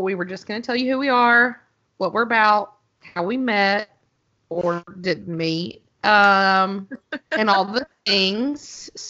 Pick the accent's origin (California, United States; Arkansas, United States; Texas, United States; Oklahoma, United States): Arkansas, United States; moved away as an adult; also born or lived in Washington, D.C. / Minnesota / North Carolina; Okay, so I'm from Arkansas, hence the accent.